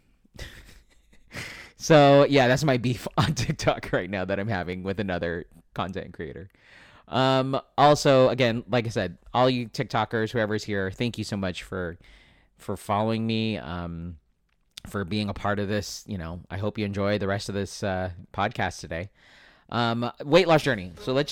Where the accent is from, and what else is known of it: California, United States